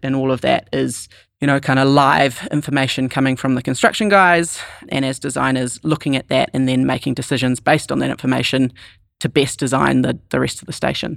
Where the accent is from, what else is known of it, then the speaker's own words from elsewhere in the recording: New Zealand; moved away as an adult; also born or lived in New York City, United States; as a Kiwi